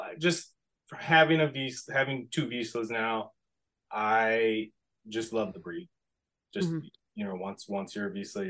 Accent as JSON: {"language": "English", "town": "Steinbach", "region": "Manitoba", "country": "Canada", "tie": "born or raised there", "also_born_or_lived": "Winnipeg / Minnesota", "lives_now": "United States", "said": "I was born in Winnipeg, grew up in Steinbeck, Manitoba, which is, I don't even know, half an hour southeast maybe of Winnipeg."}